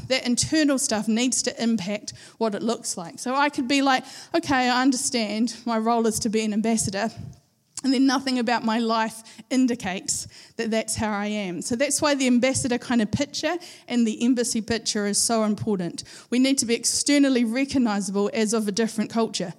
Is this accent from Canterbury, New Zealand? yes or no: yes; Christchurch, Canterbury, New Zealand; moved away as an adult; now in Napier, New Zealand; I've lived all my life, I was 42 years old at the time. I've lived 42 years in Christchurch. We are from Christchurch